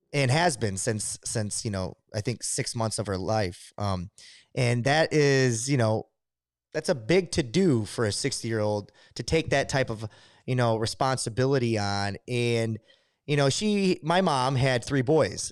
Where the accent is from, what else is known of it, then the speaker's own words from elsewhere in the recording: Adrian, Michigan, United States; I'm from Adrian